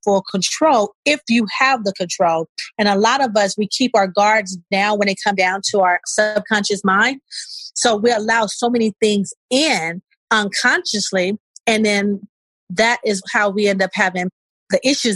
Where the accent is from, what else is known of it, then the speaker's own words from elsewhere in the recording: Los Angeles, California, United States; I'm originally from South Central LA. I was raised between Crenshaw and Overhill off of Slauson